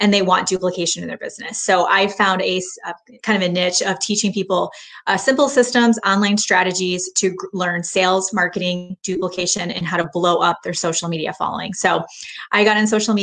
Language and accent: English; Michigan, United States; now in Texas, United States; I grew up in Michigan